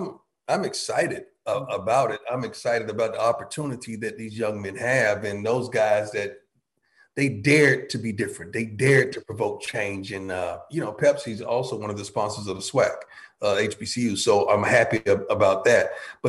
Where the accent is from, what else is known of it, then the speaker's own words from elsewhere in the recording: Florida, United States; We're from Florida, man. We Florida boys.